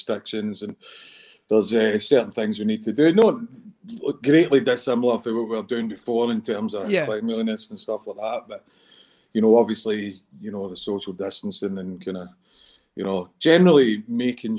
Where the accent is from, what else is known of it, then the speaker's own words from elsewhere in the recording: Glasgow, Scotland, United Kingdom; also born or lived in England; I grew up on the south side of Glasgow mainly, and still here at the moment